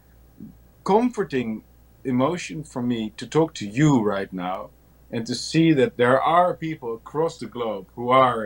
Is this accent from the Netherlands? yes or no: yes; Netherlands; I'm from the Netherlands in Europe, a relatively small country